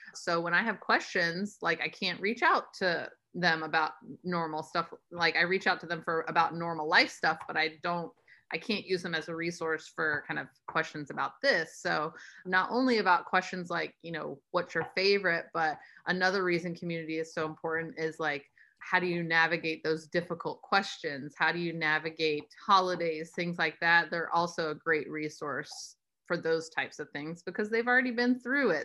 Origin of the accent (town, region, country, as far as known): United States